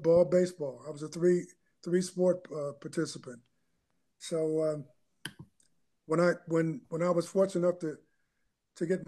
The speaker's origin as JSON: {"language": "English", "town": "Baltimore", "region": "Maryland", "country": "United States", "tie": "born or raised there", "said": "I grew up in Baltimore. I grew up about a block and a half from the world-renowned Johns Hopkins Hospital"}